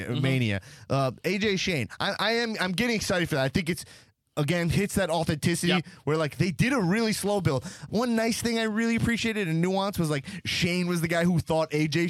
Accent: Northeast, United States; I'm such a stupid Northeastern guy

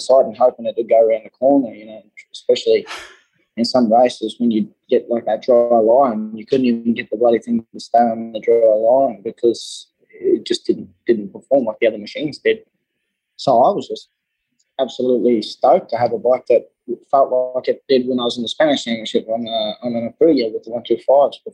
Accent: Australia; moved away; I came across from Australia

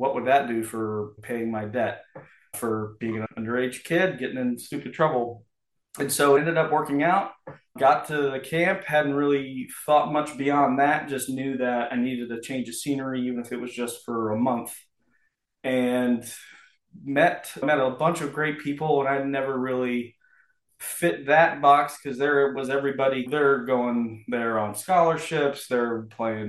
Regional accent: Columbia, Missouri, United States; So I'm originally from Missouri, Columbia, Missouri.

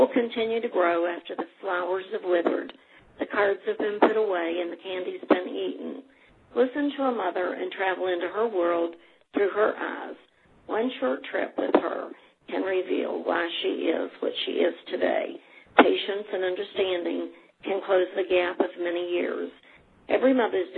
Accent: Putnam County, West Virginia, United States; now in Ohio, United States; born and raised in Putnam County and now residing in Ohio.

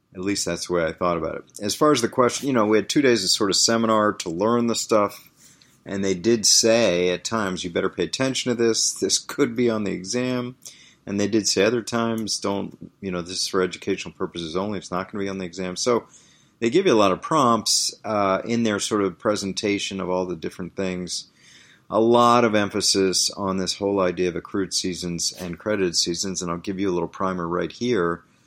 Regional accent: Washington, District of Columbia, United States; moved away; Washington, D C, my hometown

